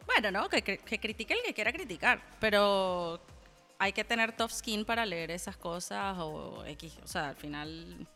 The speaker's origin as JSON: {"language": "Spanish", "country": "Venezuela", "moved": "yes", "said": "yo también soy venezolano."}